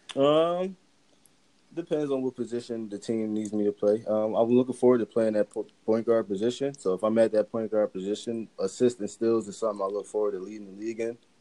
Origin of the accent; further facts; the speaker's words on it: Philadelphia, Pennsylvania, United States; growing up in Philly